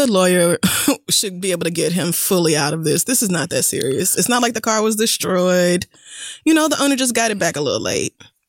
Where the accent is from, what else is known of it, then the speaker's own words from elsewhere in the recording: Bossier City, Louisiana, United States; I was born in Bossier City.